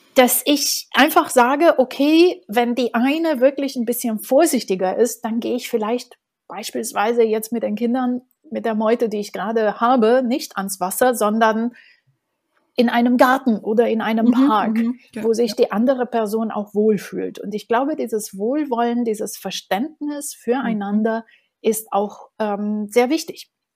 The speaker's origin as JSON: {"language": "German", "region": "Bucharest", "country": "Romania", "tie": "born or raised there", "second_language": "German", "moved": "yes", "lives_now": "Berlin, Germany", "said": "Ich bin in Bukarest geboren"}